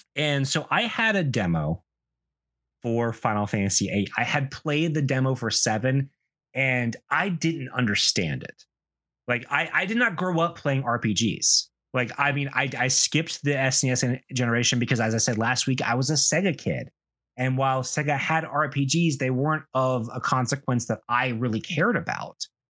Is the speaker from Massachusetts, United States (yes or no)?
no; South Carolina, United States; I grew up in the American Southeast, and it's a, especially in South Carolina, it's a weird place to grow up